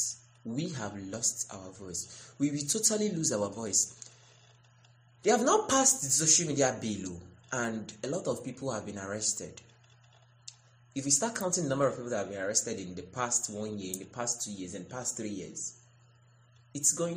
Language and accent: English; Nigeria